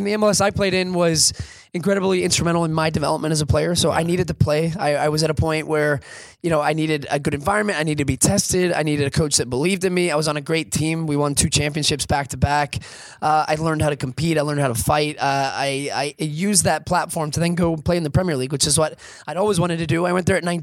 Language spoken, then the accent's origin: English; Houston, Texas, United States; I was playing in my hometown, which was amazing, and playing in Houston in front of friends and family.